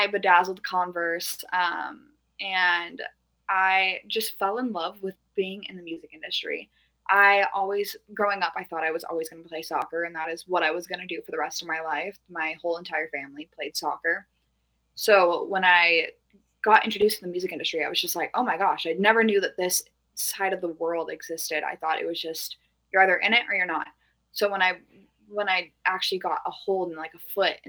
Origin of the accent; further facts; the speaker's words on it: Norco, California, United States; I'm from Norco, California, which is like horse town USA